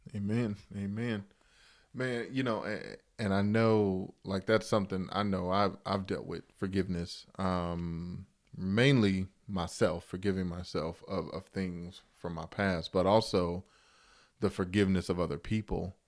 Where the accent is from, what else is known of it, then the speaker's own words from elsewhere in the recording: Chicago, Illinois, United States; I grew up in Chicago